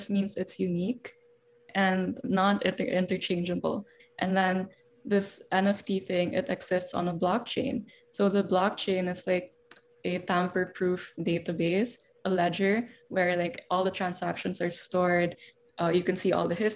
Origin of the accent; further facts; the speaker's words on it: Davao City, Davao Region, Philippines; moved away as an adult; also born or lived in Manila; I'm from Davao